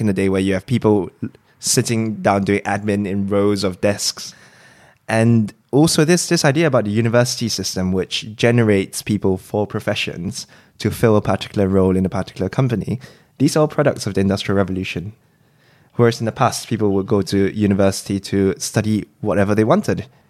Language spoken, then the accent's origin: English; Singapore; moved away as an adult; also born or lived in Cambridge, United Kingdom; now in London, United Kingdom; I was originally from Singapore, came over to do medical school